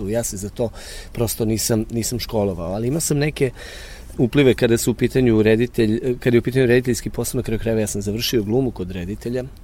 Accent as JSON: {"language": "Croatian", "town": "Ruma", "region": "Vojvodina", "country": "Serbia", "tie": "born or raised there", "moved": "yes", "said": "to jeste moj rodni grad i sad o, o njemu mogu uvek najlepše da pričam, ali Ruma je jedan grad koji ima 30.000 stanovnika. Ruma je grad koji nema profesionalno pozorište. Mislim da e, Ruma ima tu jaku amatersku scenu."}